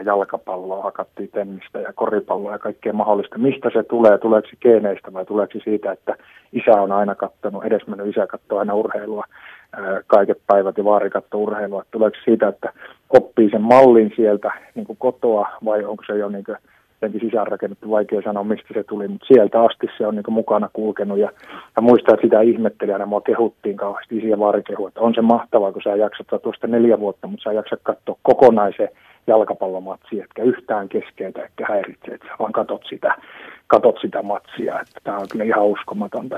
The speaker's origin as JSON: {"language": "Finnish", "town": "Kokkola", "region": "Central Ostrobothnia", "country": "Finland", "tie": "born or raised there", "said": "kun on pikkupoika Kokkolassa. Siinä on siis se korkeita kerrostaloja 15, mistä mä oon kotoisin"}